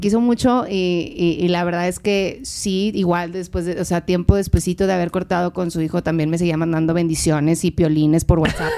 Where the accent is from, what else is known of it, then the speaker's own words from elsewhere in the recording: McAllen, Texas, United States; also born or lived in Monterrey; now in McAllen, United States; yo soy de McAllen